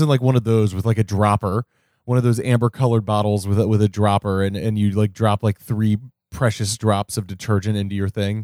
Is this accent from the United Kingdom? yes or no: no; Cincinnati, Ohio, United States; moved away; where I grew up in Cincinnati